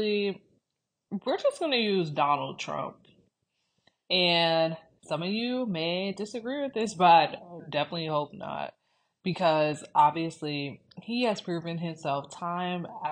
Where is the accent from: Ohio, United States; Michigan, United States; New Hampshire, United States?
Ohio, United States; Cleveland; moved away; we are from Cleveland, Ohio.